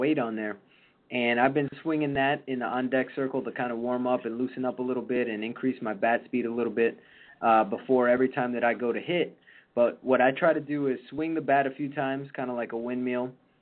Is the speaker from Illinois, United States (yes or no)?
yes; Chicago, Illinois, United States; I grew up in Chicago and watching the day games over at Wrigley